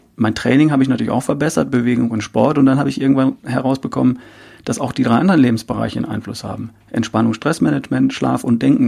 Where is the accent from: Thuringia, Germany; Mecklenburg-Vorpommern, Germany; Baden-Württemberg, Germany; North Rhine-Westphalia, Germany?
North Rhine-Westphalia, Germany; ich bin Ostwestfale